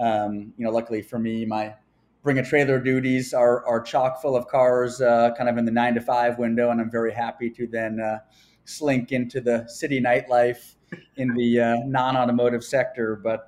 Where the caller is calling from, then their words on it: New York City, New York, United States; Yeah, so I'm dialing in from New York City.